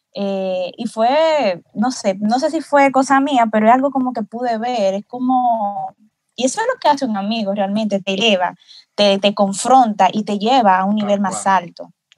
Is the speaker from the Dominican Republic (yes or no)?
yes; Dominican Republic; yo como soy de República Dominicana